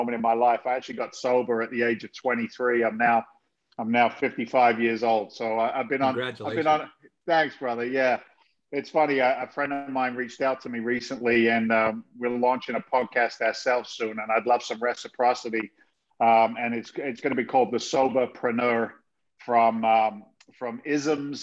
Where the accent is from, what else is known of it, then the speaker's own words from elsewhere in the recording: South of England, United Kingdom; moved away as an adult; also born or lived in London / Boston area, Massachusetts, United States; now in Massachusetts, United States; I was born in London. I was raised in the south of England in an incredibly blue-collar family.